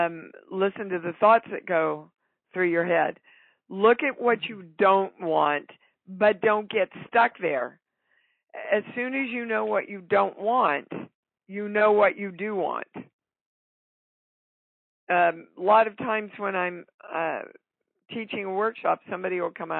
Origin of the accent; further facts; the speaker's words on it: Kansas, United States; I grew up in Kansas.